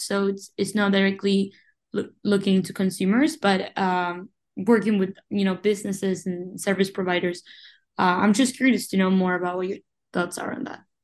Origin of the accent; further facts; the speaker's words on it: Uruguay; moved away as an adult; also born or lived in Montevideo, Uruguay; now in Rochester, United States; I was born and raised in Uruguay, but I've been in the United States since 2019